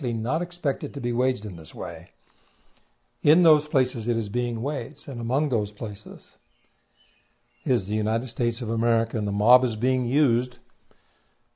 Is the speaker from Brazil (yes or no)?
no; Canada; I'm a Canadian